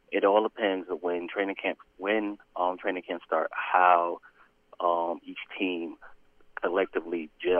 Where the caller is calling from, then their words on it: Atlanta, Georgia, United States; This is … in Atlanta.